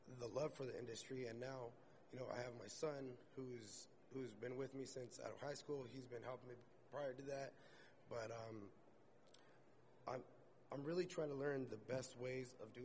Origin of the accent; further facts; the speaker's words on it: Galt, California, United States; I'm from Galt, California. We're near Sacramento.